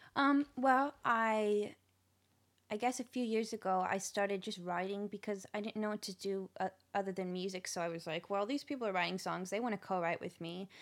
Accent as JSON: {"language": "English", "town": "Nashville", "region": "Tennessee", "country": "United States", "tie": "born or raised there", "said": "I'm actually from Nashville"}